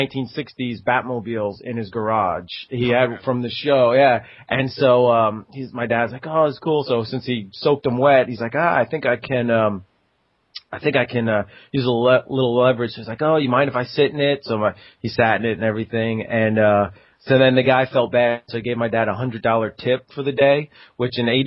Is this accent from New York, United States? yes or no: yes; Long Island, New York, United States; I grew up on Long Island in New York